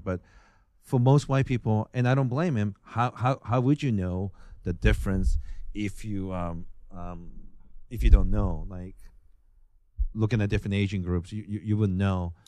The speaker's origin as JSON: {"language": "English", "country": "Japan", "moved": "yes", "said": "I'm from Japan"}